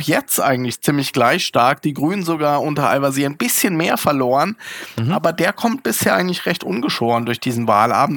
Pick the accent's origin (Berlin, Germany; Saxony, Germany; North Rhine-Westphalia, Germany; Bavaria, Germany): Berlin, Germany; als Berliner